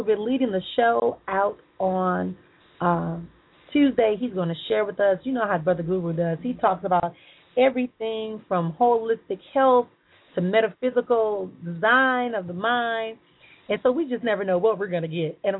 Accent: Milwaukee, Wisconsin, United States; I'm going to come back home to my hometown in Milwaukee

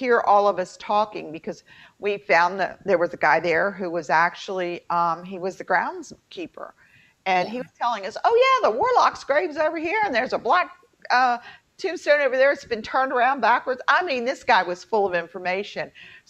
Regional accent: Baltimore, Maryland, United States; accent: Baltimore; I'm told I sound like I'm really from Baltimore because I had to go back to my Baltimore twang so that I could be understood at work.

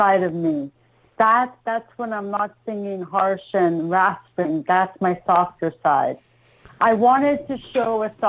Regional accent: Ottawa, Ontario, Canada; I'm from Ottawa, Ontario, Canada.

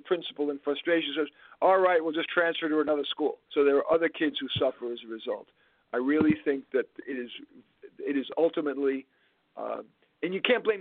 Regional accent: New York City, New York, United States; I grew up in Flushing, Queens

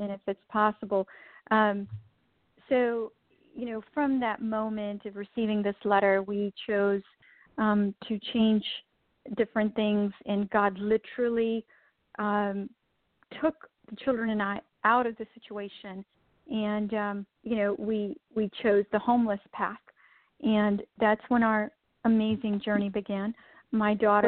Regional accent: India; moved away; I was born and raised in India

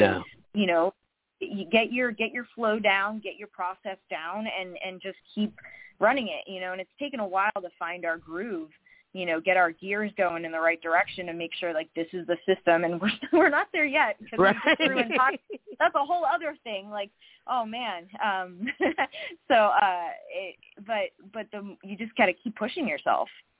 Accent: Kissimmee, Florida, United States; moved away as an adult; also born or lived in New York City; I grew up in Kissimmee

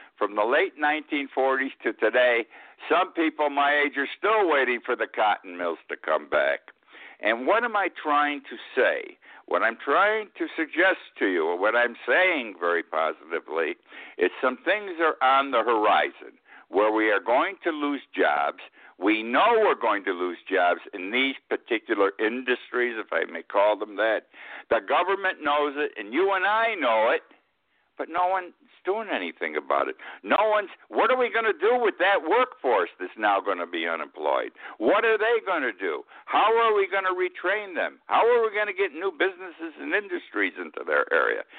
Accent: Utica, New York, United States; my hometown of Utica. I was in high school

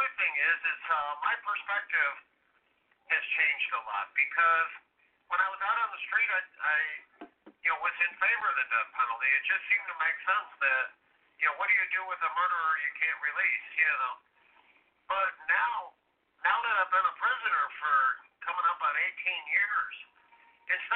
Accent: Illinois, United States; I'm from Illinois

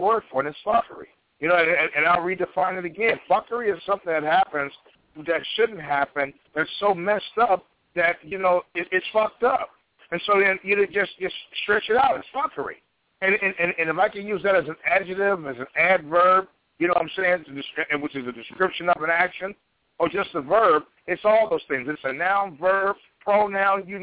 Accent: Chicago, Illinois, United States; my hometown of Chicago

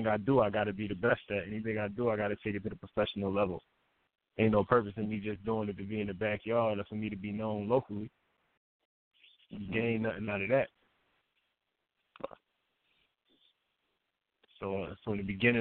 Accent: Buffalo, New York, United States; I grew up in Buffalo, New York. I was born and raised in Buffalo, New York

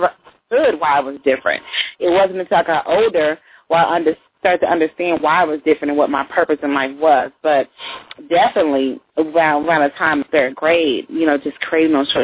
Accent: Fort Worth, Texas, United States; Outside of Dallas

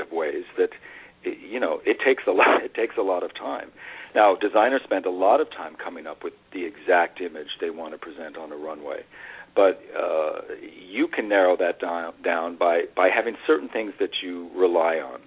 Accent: Las Vegas, Nevada, United States; I grew up in Las Vegas, Nevada, and I grew up with a mother in show business

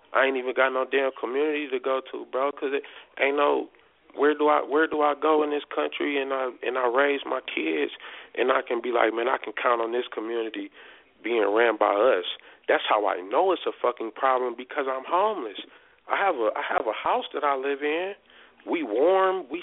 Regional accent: Detroit, Michigan, United States; moved away as an adult; now in Colorado, United States; I grew up in Detroit

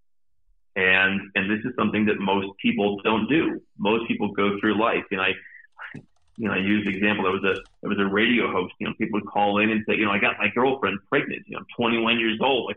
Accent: United States; moved away; being outside of my home country

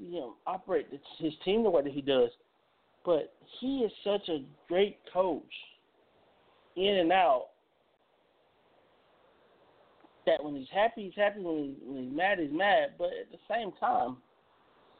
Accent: Georgia, United States; I'm a kid from Georgia. I've been around some of these high school coaches since I was as young as 8 years old

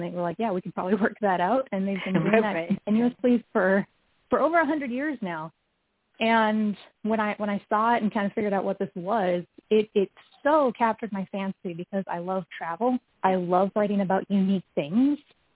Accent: North Dakota, United States; also born or lived in Western Montana; now in Montana, United States; I'm originally from North Dakota.

